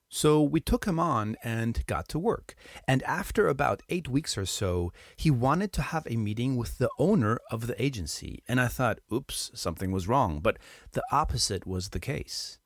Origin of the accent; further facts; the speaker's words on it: Hamburg, Germany; now in Spain; my hometown, Hamburg.